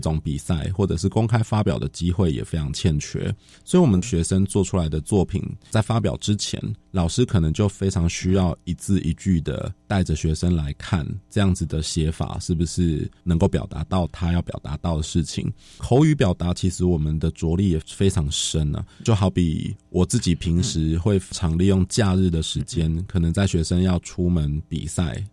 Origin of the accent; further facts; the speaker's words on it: Taipei, Taiwan; also born or lived in Hsinchu; 我自己一方面想要回台北教书，我是台北人嘛